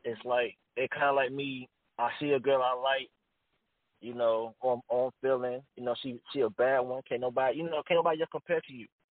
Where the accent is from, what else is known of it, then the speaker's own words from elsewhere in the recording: Columbus, Georgia, United States; the 706 part, uh, I'm from Columbia, Georgia, so that's our area code.